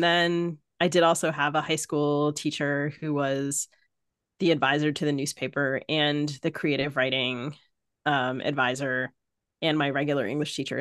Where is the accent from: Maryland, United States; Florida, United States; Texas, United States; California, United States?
Maryland, United States; accent: mid-Atlantic; I grew up in Maryland.